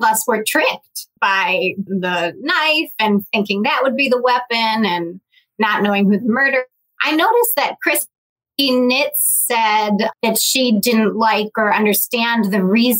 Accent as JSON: {"language": "English", "region": "Midwest", "country": "United States", "said": "I'm from the Midwest and we're all really nice."}